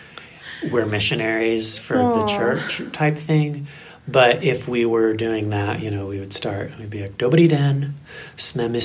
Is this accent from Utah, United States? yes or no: yes; Provo, Utah, United States; born and raised in Provo, Utah